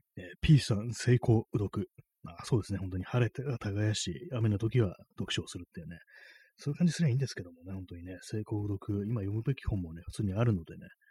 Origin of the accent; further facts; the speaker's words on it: Tokyo, Japan; 私東京出身の人間